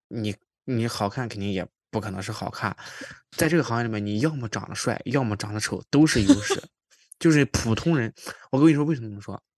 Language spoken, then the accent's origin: Chinese; Qingdao, Shandong, China; now in Toronto, Canada; 我老家山东青岛嘛